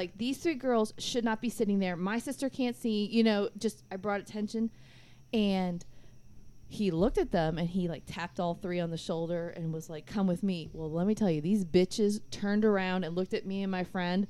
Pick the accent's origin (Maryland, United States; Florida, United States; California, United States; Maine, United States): Florida, United States; Orlando; I'm from Orlando